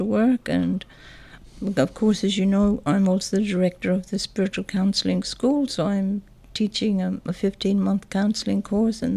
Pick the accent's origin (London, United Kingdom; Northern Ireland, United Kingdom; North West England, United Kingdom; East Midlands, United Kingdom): Northern Ireland, United Kingdom; moved away as an adult; also born or lived in England; now in Mornington, Australia; I was born in Northern Ireland, brought up and educated in Northern Ireland